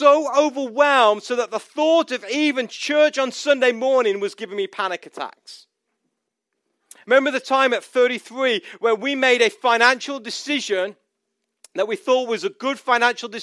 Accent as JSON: {"language": "English", "country": "United States", "said": "we have found ourselves as an American people"}